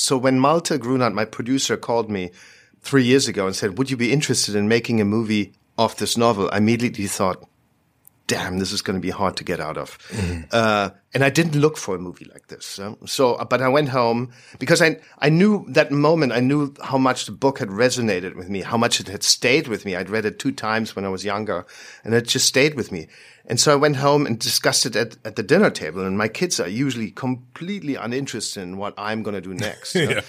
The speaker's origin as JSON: {"language": "English", "country": "Germany", "tie": "born there", "said": "I was born in Germany. I'm Swiss by nationality, but I was born there."}